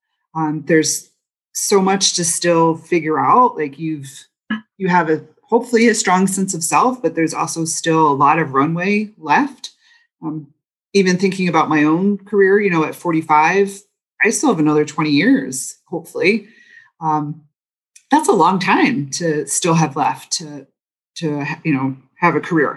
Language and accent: English; East Coast, United States; moved away as an adult; also born or lived in Boston; now in Michigan, United States; I'm not a Michigander. I'm a transplant, born and raised on the East Coast and went to school in Boston.